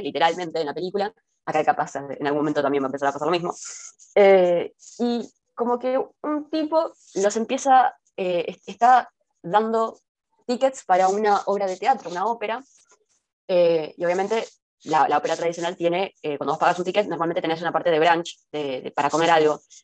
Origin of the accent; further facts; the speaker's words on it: Argentina; siendo argentinas